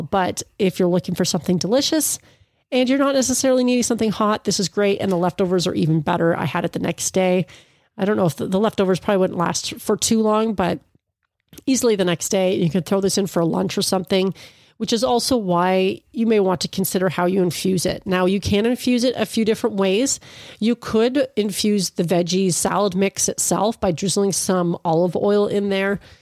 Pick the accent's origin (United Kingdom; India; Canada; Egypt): Canada; Ontario; I'm from Ontario, Canada